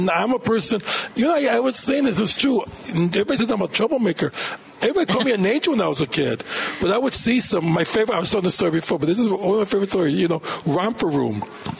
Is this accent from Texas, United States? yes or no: yes; Laredo, Texas, United States; born there; All beautiful parts of Mexico. I was born in Laredo.